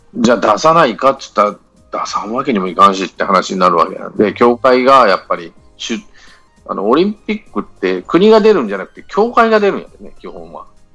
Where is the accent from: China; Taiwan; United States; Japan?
Japan; Mie; 地元が三重なんで